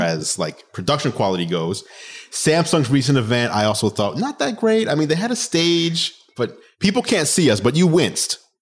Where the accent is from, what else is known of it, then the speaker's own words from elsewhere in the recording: New York City, New York, United States; I am a New Yorker, so I grew up